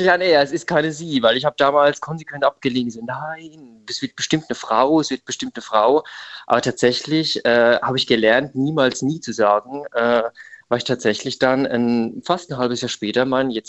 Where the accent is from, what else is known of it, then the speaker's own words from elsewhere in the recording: Rhineland-Palatinate, Germany; now in Munich, Germany; ja, also ich komme eigentlich aus Rheinland-Pfalz, also aus der Nähe von Ludwigshafen. Äh, genau, aber ich lebe jetzt seit fünf Jahren in München.